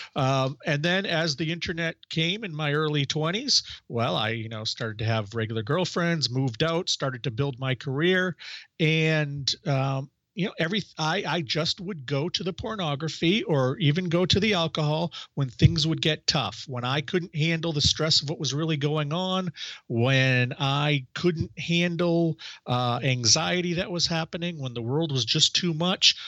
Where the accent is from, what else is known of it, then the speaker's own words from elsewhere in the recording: Maine, United States; I started a magazine in my hometown